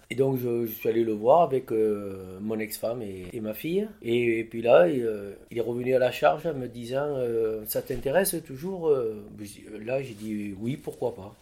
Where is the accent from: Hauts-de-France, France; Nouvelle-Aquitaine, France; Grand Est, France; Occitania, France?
Nouvelle-Aquitaine, France; Lot-et-Garonne; je viens du sud-ouest de la France, du Lot-et-Garonne